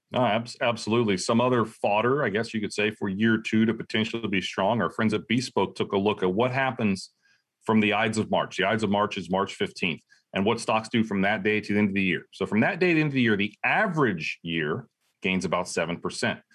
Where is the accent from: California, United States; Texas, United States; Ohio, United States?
Ohio, United States; I'm from Ohio, Ohio State fan